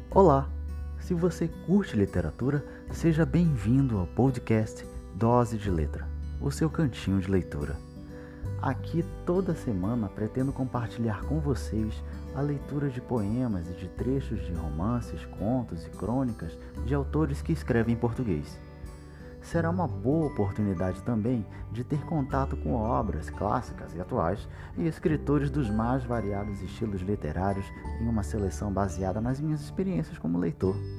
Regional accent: Manaus, Amazonas, Brazil; sou de Manaus, capital do Amazonas, onde atuo como jornalista e professor de língua portuguesa

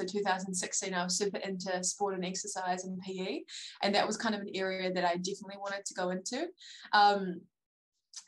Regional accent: Palmerston North, Manawatū-Whanganui, New Zealand; moved away as an adult; now in Dunedin, New Zealand; I grew up in Palmerston North, so it's kind of a central North Island kind of area

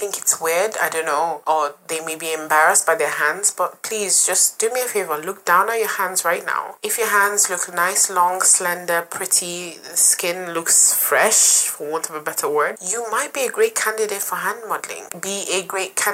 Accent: Nigeria; now in London, United Kingdom; I'm Nigerian

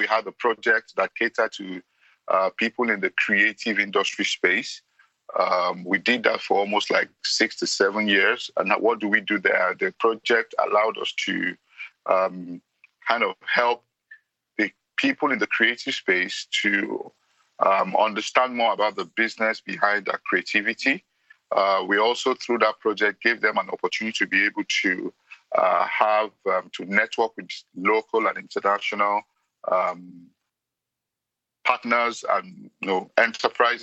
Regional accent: Nigeria; I'm from Nigeria

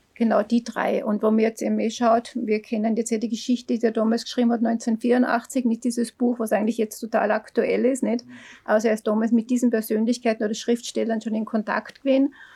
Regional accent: Neukirchen am Großvenediger, Salzburg, Austria; ich bin aus Neukirchen am Großvenediger. Da bin ich ja geboren. Da bin ich dann Volks- und Hauptschule gegangen

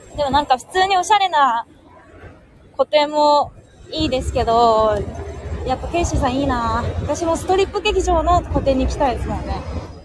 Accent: Tokyo, Japan; also born or lived in Hiroshima; 東京生まれ、東京育ちの人間

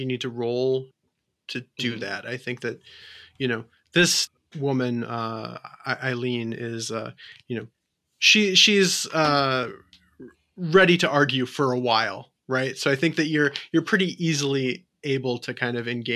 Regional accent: United States; I'm an American

